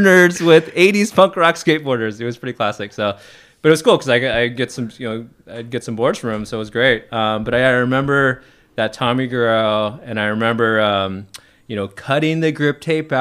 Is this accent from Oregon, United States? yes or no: no; Trinidad, California, United States; also born or lived in Mendocino, California; So we moved it from Mendocino in fifth grade, moved up to Trinidad, which is north of Arcata